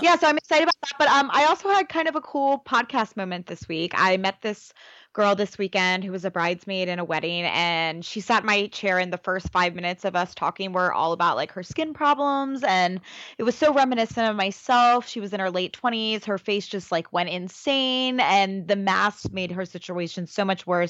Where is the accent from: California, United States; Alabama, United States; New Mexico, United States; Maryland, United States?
Maryland, United States; Baltimore; I'm from Baltimore